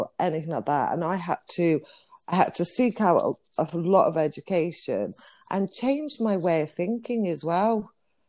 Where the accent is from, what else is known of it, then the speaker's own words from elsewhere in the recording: Bristol, South West England, United Kingdom; I always say my mum made me sound like this because we're originally from Bristol, and we put ER on the end of everything.